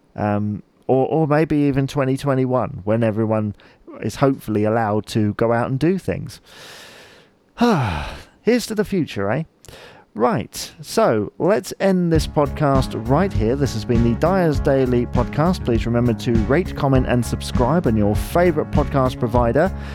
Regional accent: Chichester, South East England, United Kingdom; I'm from Chichester

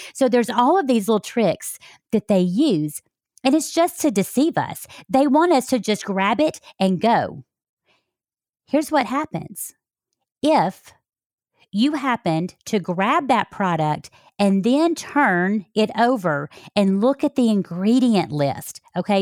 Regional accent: Alabama, United States; moved away; I came from Alabama

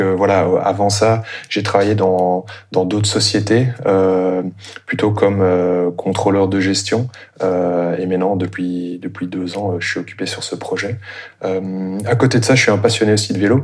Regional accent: Brussels, Brussels-Capital Region, Belgium; je suis euh, bruxellois d'origine

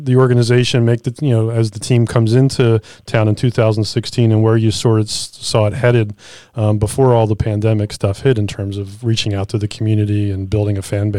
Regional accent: Philadelphia, Pennsylvania, United States; moved away; I was from Philadelphia. I grew up in Philadelphia.

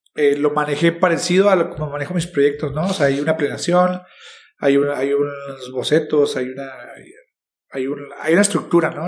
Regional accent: Chihuahua, Mexico; yo soy mexicano, nací en Chihuahua

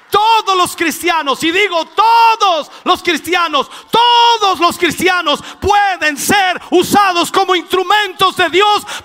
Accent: Minas del Prado, Chile; born there; Allá nací yo, en Minas del Prado, allá, ni siquiera en un hospital, ni siquiera en una posta.

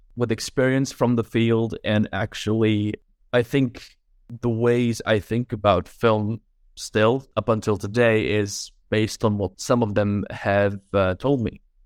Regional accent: Czechia; moved away as an adult; also born or lived in London; now in Prague, Czechia; Originally, I'm from the Czech Republic

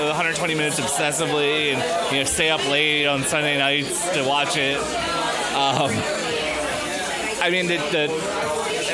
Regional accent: Philadelphia, Pennsylvania, United States

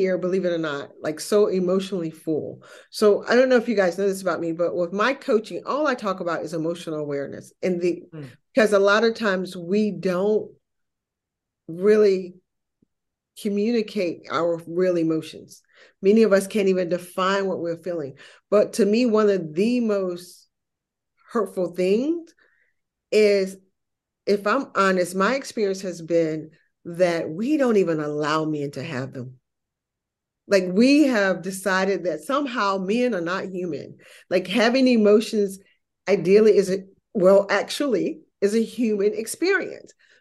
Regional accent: North Carolina, United States; moved away as an adult; also born or lived in United Arab Emirates; From North Carolina, a very small town in North Carolina.

